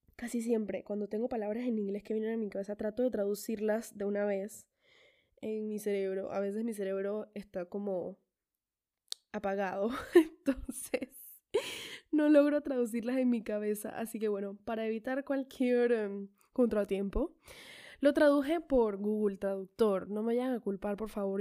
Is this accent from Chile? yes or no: no; Colombia; yo nací en Colombia y tengo a mis dos padres